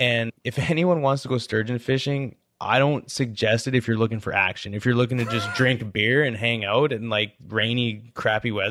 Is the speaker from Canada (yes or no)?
yes; Canada; moved away as an adult; now in United States; growing up in Canada, my goal was to, like, growing up in high school, I always wanted to play football in the States.